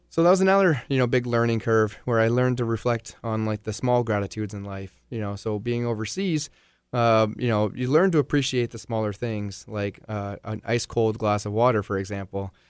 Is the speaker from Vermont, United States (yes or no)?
yes; Vermont, United States; moved away as an adult; I was gone for almost ten years total before I finally returned back to Vermont, like, permanently